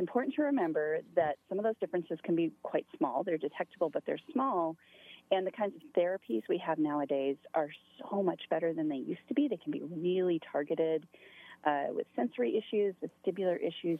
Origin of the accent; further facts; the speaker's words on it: Montana, United States; moved away as an adult; also born or lived in upstate New York; I'm originally from Montana